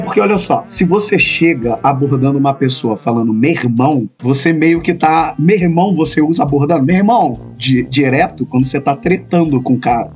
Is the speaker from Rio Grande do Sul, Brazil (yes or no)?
no; Rio de Janeiro, Brazil; accent: carioca; se eu me mudasse, tipo, hoje para São Paulo, eu ia continuar sendo carioca